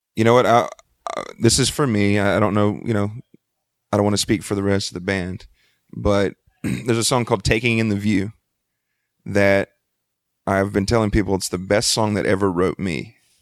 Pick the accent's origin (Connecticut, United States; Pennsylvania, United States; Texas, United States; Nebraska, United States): Texas, United States; Freeport; I grew up in Freeport, Texas